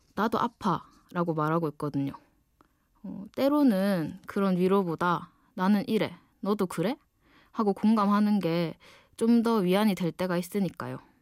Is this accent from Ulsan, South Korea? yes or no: yes; Ulsan, South Korea; accent: dialect (saturi); moved away as an adult; now in Seoul, South Korea; 원래 울산 사람인데 지금은 좀 더 공부를 하고 싶어서 서울에 와 있어요. 지금 제 말투가